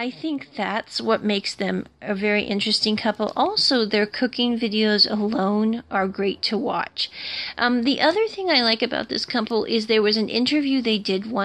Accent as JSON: {"language": "English", "country": "United States", "said": "I'm an American and I come from America"}